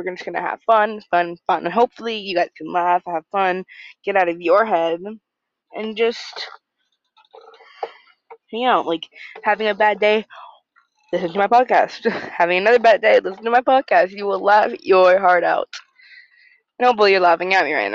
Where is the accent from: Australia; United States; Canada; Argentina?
United States; I'm from the U.S. of A.